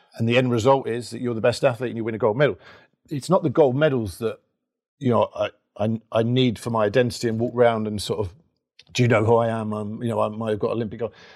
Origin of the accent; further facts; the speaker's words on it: London, United Kingdom; I'm from Labrick Grove, Kilburn